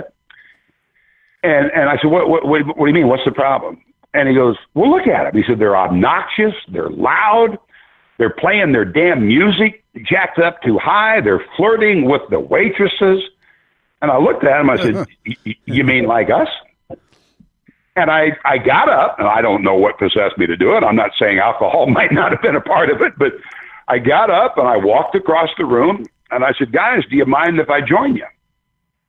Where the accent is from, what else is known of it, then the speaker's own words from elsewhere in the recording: Iowa, United States; I grew up in Iowa